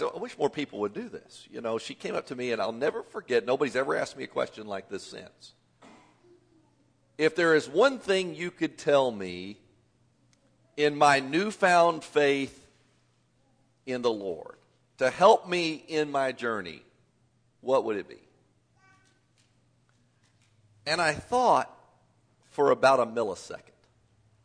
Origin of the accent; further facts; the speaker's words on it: Southern Indiana, United States; I grew up in the Southern Indiana area